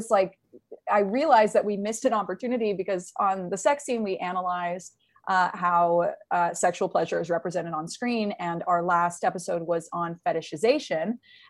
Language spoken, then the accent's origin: English; the South, United States; But I feel I'm very conscious of this because I'm from the South.